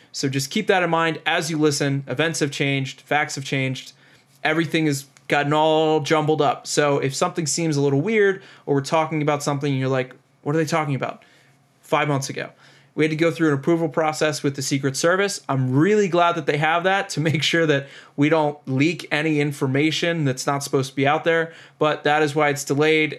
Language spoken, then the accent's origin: English; Annapolis, Maryland, United States; Annapolis, Maryland